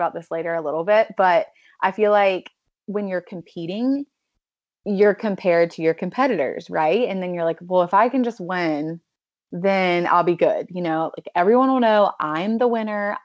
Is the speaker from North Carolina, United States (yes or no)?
yes; North Carolina, United States; now in Los Angeles, United States; I am from North Carolina